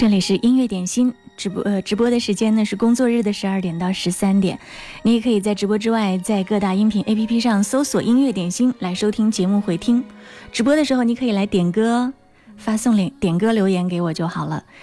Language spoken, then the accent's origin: Chinese; Wuhan, Hubei, China; 我们武汉人，我们湖北人拥有一个棒棒的机场